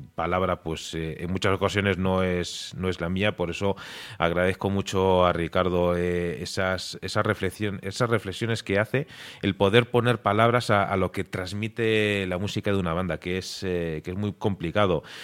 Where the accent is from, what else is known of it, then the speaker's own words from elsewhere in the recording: Galicia, Spain; also born or lived in Murcia; now in Madrid, Spain; Yo soy gallego de nacimiento